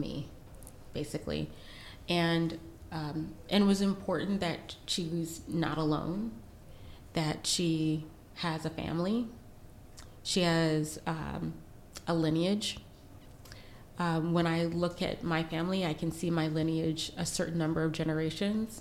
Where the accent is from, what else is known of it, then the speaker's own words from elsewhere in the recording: United States; we're from the United States